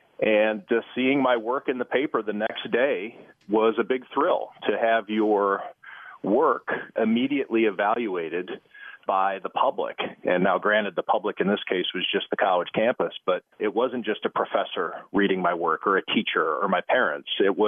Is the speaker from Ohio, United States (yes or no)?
yes; Cleveland, Ohio, United States; It's about as close as I could come, I guess, to staying in Cleveland and working for my hometown paper, which would have been the Plain Dealer.